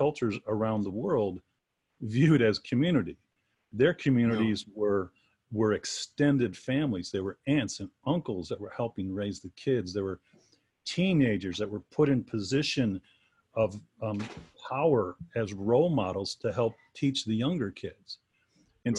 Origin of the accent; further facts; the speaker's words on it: Chicago, Illinois, United States; I grew up in the Chicago suburbs, and I was kind of on the outskirts of the urban sprawl.